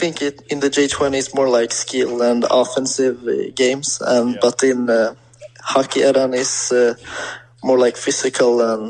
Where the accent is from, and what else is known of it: Sweden; born or raised there; English is a second language